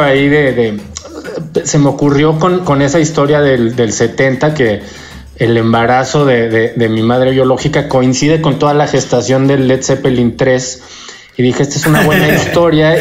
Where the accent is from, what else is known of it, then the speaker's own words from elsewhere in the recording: Mexico; also born or lived in United States; además de mexicano, eh, soy gringo también